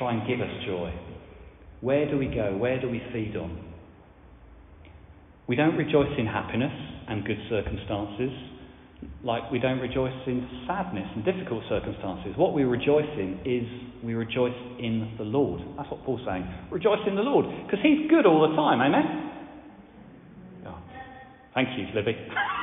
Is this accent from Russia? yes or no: no; France; now in Widcombe, United Kingdom; I grew up in France.